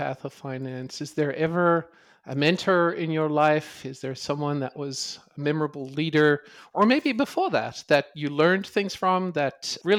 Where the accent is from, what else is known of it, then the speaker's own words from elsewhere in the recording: South Africa; now in United States; growing up in South Africa and then seeing snow for the first time, moving to Minnesota.